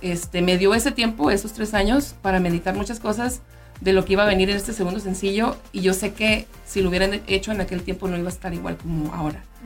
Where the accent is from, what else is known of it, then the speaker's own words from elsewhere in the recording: Mexico; also born or lived in Mexico City; como mexicana, como mujer